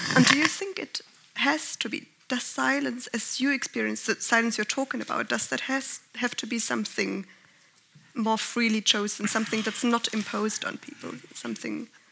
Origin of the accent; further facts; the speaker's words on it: Germany; I'm from Germany